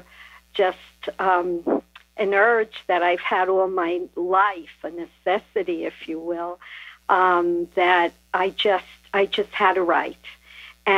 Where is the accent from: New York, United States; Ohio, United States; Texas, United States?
New York, United States; Brooklyn; accent: New York; now in New Jersey, United States; I was born in Brooklyn